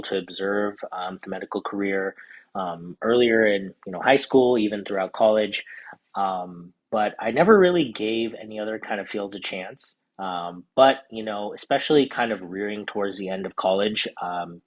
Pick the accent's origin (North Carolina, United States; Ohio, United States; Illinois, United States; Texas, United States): Texas, United States; Houston; also born or lived in Southern California; now in Dallas, United States; I'm originally from Houston